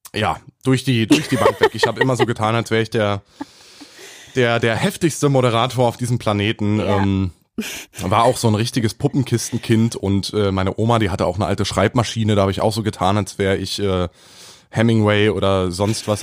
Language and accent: German; Berlin, Germany; bin junge 27 Jahre alt oder jung, ähm, komme aus Berlin